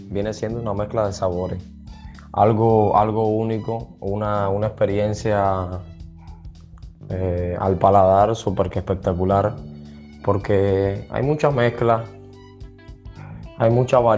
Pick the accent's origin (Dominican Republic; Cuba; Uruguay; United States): Cuba; En mi país, eh, aquí en Cuba, porque soy cubano